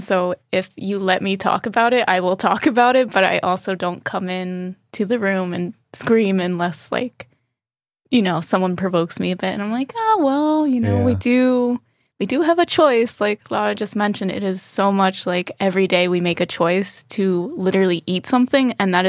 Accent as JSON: {"language": "English", "country": "United States", "moved": "yes", "lives_now": "Berlin, Germany", "said": "I am from the States."}